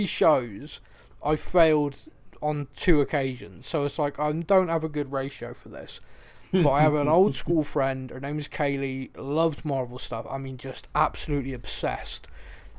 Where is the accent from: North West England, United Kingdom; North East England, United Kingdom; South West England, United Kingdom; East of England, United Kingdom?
South West England, United Kingdom; Bristol; growing up in Bristol